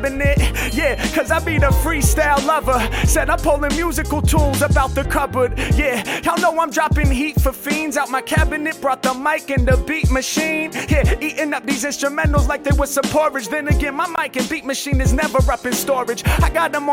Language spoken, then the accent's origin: English; Los Angeles, California, United States; I'm from Los Angeles